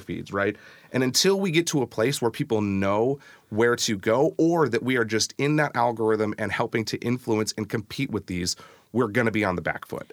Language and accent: English; SeaTac, Washington, United States; moved away as an adult; now in Tacoma, United States; It was my hometown